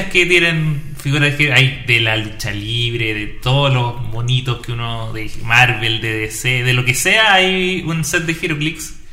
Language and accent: Spanish; Viña del Mar, Valparaíso, Chile; Soy de Viña.